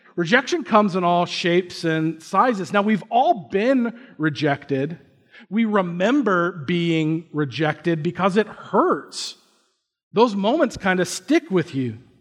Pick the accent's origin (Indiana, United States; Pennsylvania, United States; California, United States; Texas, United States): Indiana, United States; I grew up in Indiana